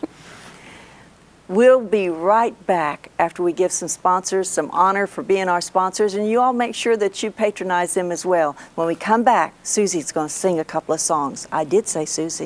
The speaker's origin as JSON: {"language": "English", "region": "Oklahoma", "country": "United States", "said": "I'm from Oklahoma"}